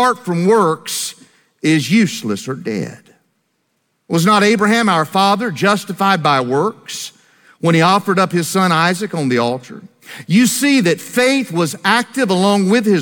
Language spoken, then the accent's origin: English; Greensboro, North Carolina, United States; my hometown of Greensboro, North Carolina